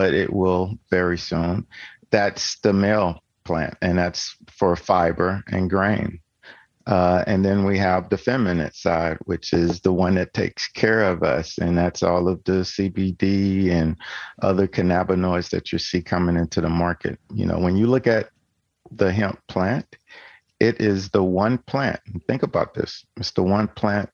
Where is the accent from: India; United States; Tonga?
United States; Tennessee; I'm from Tennessee